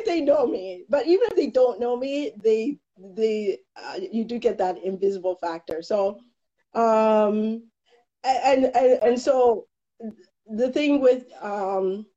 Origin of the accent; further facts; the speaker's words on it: Toronto, Ontario, Canada; now in Peterborough, Canada; I grew up in the Junction, Dundas and Keele, and in my neighborhood we were the only Black family